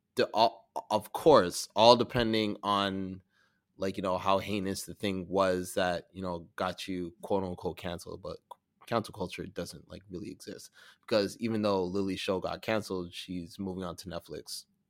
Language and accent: English; Toronto, Ontario, Canada; I'm from Toronto, I'm a black editor